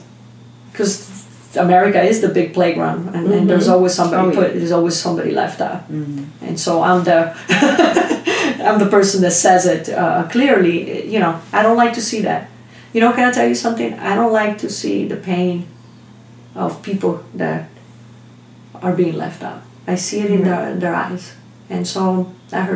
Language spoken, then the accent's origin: English; Italy; moved away; I'm born in a little town in Italy